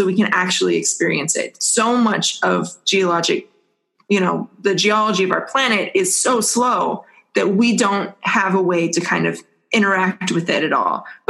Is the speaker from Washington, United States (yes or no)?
yes; Washington, United States; So I grew up around Mount St. Helens, and I definitely, as a small child, tried to steal rocks from Mount St. Helens.